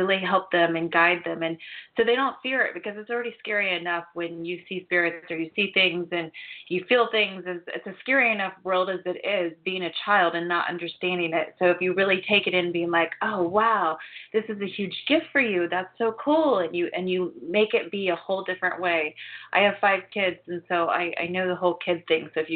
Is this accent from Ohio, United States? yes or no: yes; Ohio, United States; I grew up in Ohio